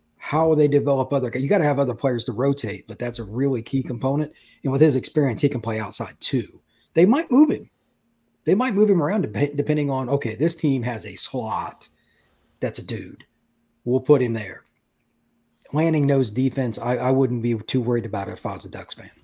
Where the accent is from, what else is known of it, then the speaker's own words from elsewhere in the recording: Indiana, United States; I grew up in Indiana